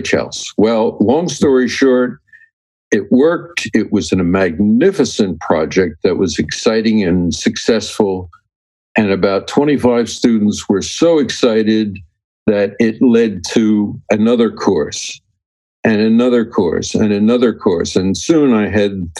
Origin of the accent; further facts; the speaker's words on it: Berlin, New Jersey, United States; a guy that grew up in South Jersey. Now, that's not New Jersey. It's called South Jersey. And a little town called Berlin that was somewhere between the Atlantic City and Philadelphia area